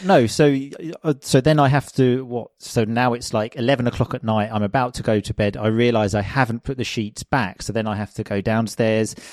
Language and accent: English; England, United Kingdom; moved away as an adult; also born or lived in Sicily; I'm obviously from England, which, as I think most people know, is not the sunniest place in the world